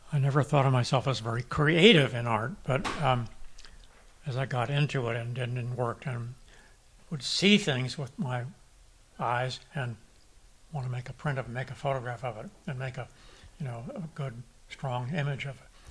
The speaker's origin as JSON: {"language": "English", "town": "Santa Barbara", "region": "California", "country": "United States", "tie": "born or raised there", "also_born_or_lived": "Europe", "said": "I'm a Santa Barbara kid. I grew up here"}